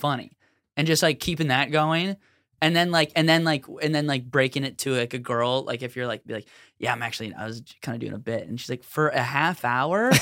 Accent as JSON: {"language": "English", "town": "Minneapolis", "region": "Minnesota", "country": "United States", "said": "we're all from Minneapolis"}